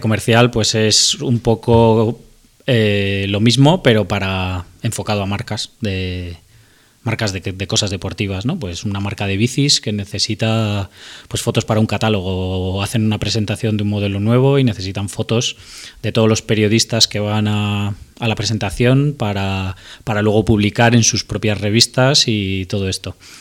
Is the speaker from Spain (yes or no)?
yes; Madrid, Community of Madrid, Spain; soy de Madrid, he vivido siempre a las afueras de Madrid